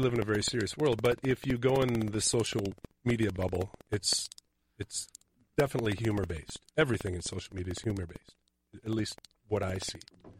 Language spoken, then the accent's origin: English; Eden Prairie, Minnesota, United States; accent: drawl; also born or lived in Augusta, Georgia; I grew up in Eden Prairie.